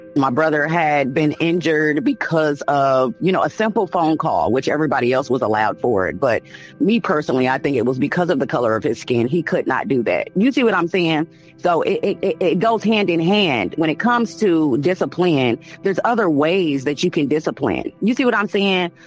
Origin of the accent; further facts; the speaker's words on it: Chicago, Illinois, United States; now in Indianapolis, United States; I'm from Chicago, Illinois, but I've been here for about 15 years